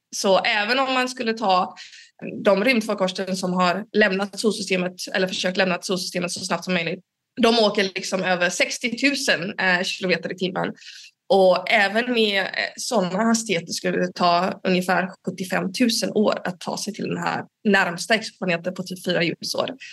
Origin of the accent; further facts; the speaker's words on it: Gothenburg, Västra Götaland, Sweden; now in Uppsala, Sweden; Jag kommer från början från Göteborg